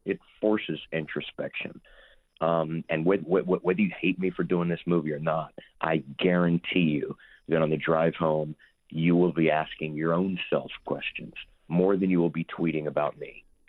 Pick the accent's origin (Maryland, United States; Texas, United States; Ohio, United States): Texas, United States; Houston; also born or lived in Lake Charles, Louisiana / Los Angeles; I was born in Lake Charles, Louisiana, grew up in Houston, uh, from when I was three years old all through college